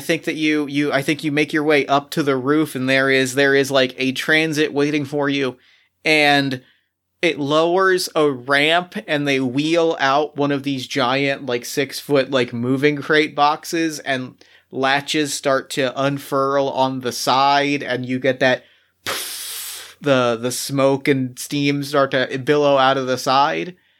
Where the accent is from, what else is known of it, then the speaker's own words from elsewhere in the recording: Philadelphia, Pennsylvania, United States; my hometown of Philadelphia